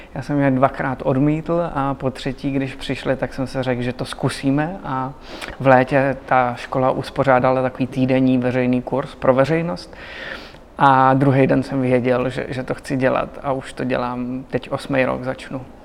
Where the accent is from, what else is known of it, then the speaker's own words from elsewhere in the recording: Vysočina Region, Czechia; já jsem z Vysočiny